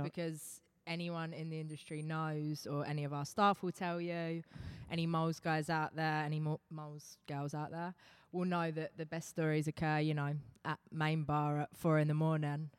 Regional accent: England, United Kingdom; accent: English; moved away as an adult; now in Long Island, United States

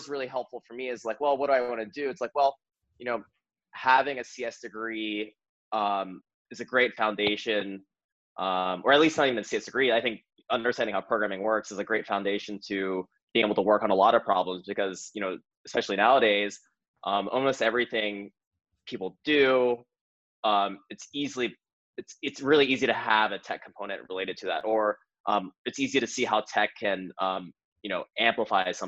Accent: Missouri, United States; moved away as an adult; I'm from Missouri, I'm from a small town in Missouri

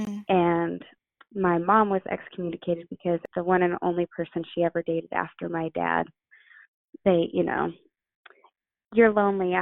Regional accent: Utah, United States; also born or lived in Idaho; So I grew up mostly in Utah. I was born in Idaho, but we moved from Idaho to Utah when I was around five or six

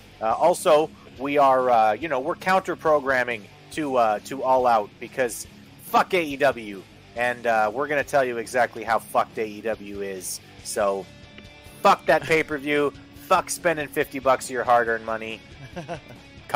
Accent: Canada; And I'm Canadian.

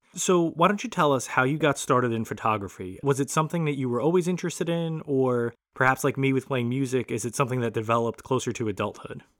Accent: New York City, New York, United States; I was from Brooklyn

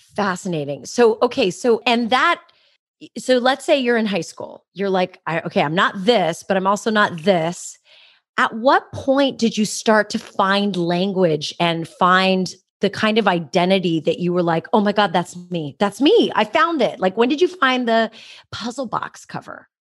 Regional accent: San Jose, California, United States; my hometown, San Jose

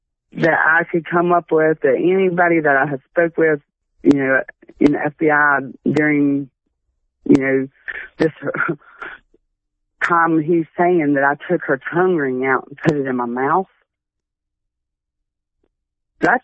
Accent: Huntington, United States; moved away as an adult; also born or lived in Texas / Beaver; I'm from Huntington. I haven't been there since 03

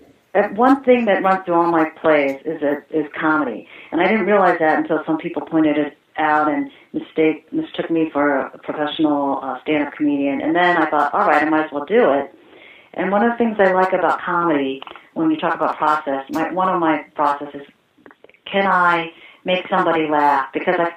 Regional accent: Ohio, United States; moved away; also born or lived in New York City / Los Angeles; I grew up in Ohio, a swing state.

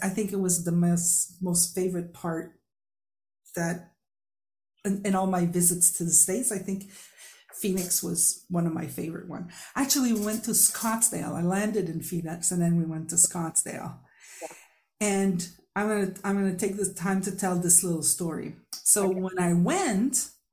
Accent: Quebec, Canada; first language French; English is a second language; I am a French speaker from Quebec

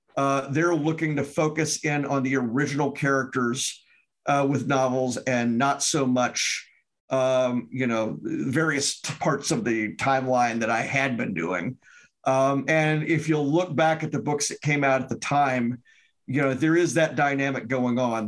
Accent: Memphis, Tennessee, United States; moved away as an adult; now in Wisconsin, United States; I'm from Memphis originally. I live in Wisconsin and have lived for about 27 years, 28 years

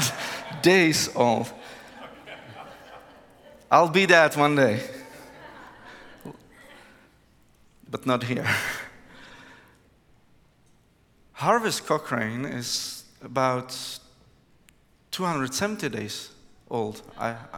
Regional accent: Prague, Czechia; English is a second language; I come from Prague, Czech Republic, which is in Central Europe

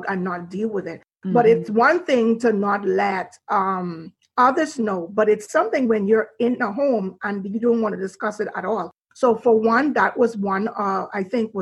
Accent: Nassau, New Providence, Bahamas; I was born and raised in Nassau, Bahamas

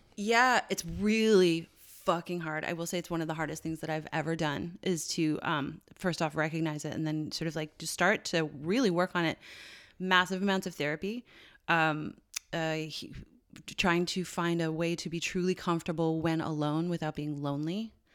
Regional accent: Newfoundland and Labrador, Canada; moved away as an adult; also born or lived in Ireland; I grew up in one in Newfoundland

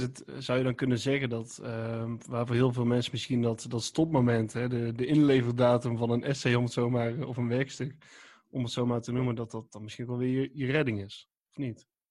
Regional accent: 's-Hertogenbosch, North Brabant, Netherlands; ik kom uit Den Bosch

